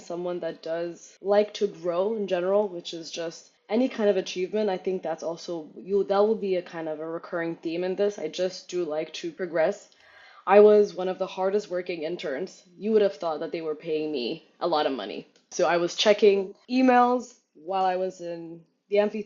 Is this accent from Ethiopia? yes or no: yes; Addis Ababa, Ethiopia; moved away as an adult; also born or lived in Germany; I'm raised in the capital city of Addis Ababa